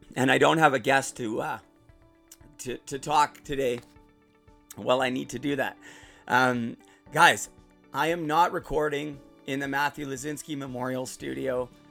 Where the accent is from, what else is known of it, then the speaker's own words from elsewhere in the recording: Port Coquitlam, British Columbia, Canada; moved away as an adult; also born or lived in Burnaby, British Columbia / Surrey, British Columbia; now in Utterson, Canada; I'm originally from Port Coquitlam, which is out west near Vancouver. Right now, I'm living in Ontario, in Muskoka, in Utterson.